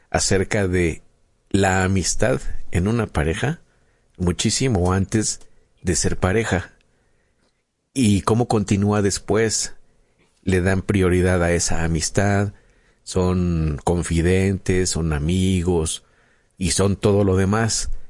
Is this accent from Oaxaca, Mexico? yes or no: no; Mexico City, Mexico; Soy de, la Ciudad de México.